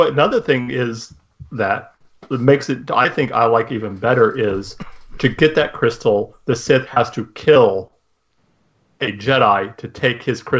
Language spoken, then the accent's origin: English; Illinois, United States; grew up in the Midwest and Illinois in a religious home.